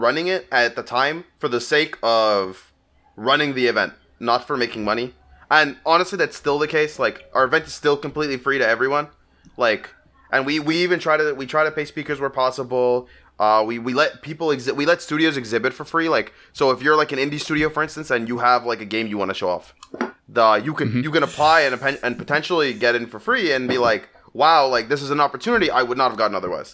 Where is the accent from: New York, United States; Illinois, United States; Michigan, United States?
New York, United States; I'm a New Yorker